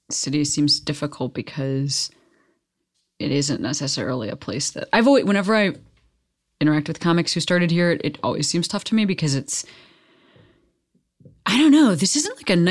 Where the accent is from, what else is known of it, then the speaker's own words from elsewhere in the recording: Western Springs, Illinois, United States; My folks have, yeah, my folks have like lived in the same house for, you know, 30 whatever years.